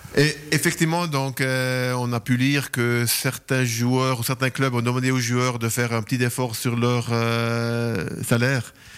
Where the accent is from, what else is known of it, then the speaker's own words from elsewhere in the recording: Lugano, Ticino, Switzerland; moved away; also born or lived in Ambrì / Zurich; j'ai quand même grandi à Lugano